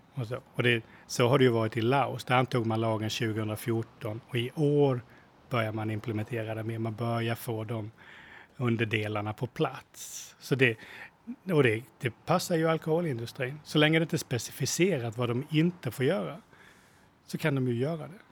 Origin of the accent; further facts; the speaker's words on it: Sweden; now in Thailand; som svenskar